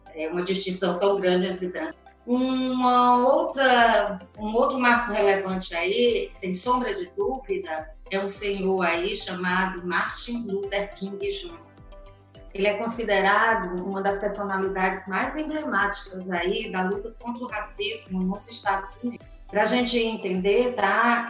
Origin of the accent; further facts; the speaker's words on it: Brazil; nós trazemos na nossa formação enquanto brasileiros os traços